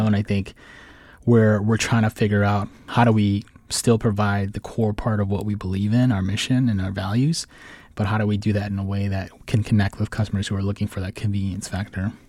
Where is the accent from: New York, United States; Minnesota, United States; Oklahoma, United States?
Minnesota, United States; Saint Paul; moved away as an adult; now in Washington, D.C., United States; I'm originally from, uh, Saint Paul, Minnesota, and I moved out to D C